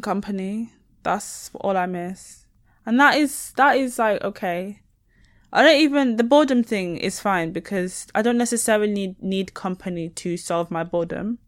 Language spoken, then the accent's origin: English; near Leeds, Yorkshire and the Humber, United Kingdom; accent: Northern; local to where I grew up